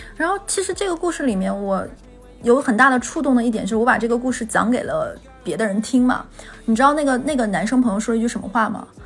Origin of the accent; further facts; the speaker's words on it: Northeast China, China; moved away; 我是东北人，我没， 我来南方之前没吃过熏鱼